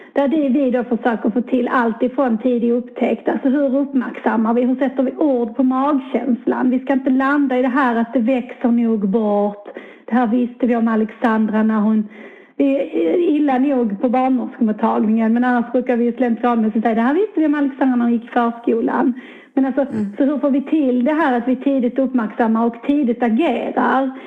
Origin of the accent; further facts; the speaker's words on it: Skurup, Skåne, Sweden; also born or lived in Gävle; hamnade tillbaka i mina hemtrakter i Skåne, ganska nära min bostadsort i Skurup där jag växte upp